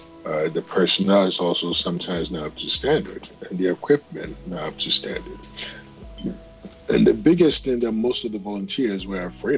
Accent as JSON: {"language": "English", "country": "Ghana", "tie": "born or raised there", "said": "as a young boy in Ghana, you know, you growing up in Africa"}